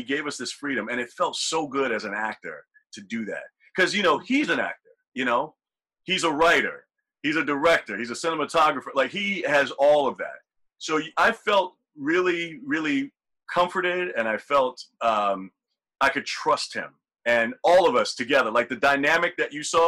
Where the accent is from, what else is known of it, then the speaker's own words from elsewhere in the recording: the South, United States; growing up in the South